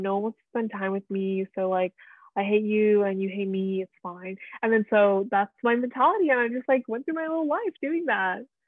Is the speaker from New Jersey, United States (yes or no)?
yes; Plainsboro, New Jersey, United States; also born or lived in Nebraska; where we grew up made friends went to school